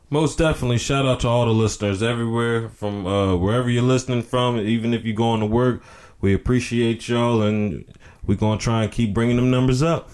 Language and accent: English; North Carolina, United States; I'm from North Carolina